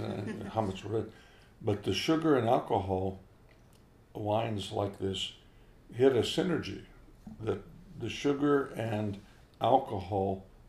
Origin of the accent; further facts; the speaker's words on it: East Coast, United States; moved away; growing up on the East Coast